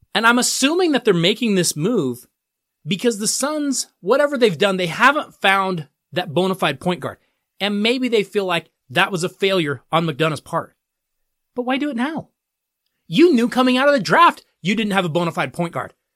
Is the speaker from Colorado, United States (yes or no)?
yes; Colorado, United States; here in my home state of Colorado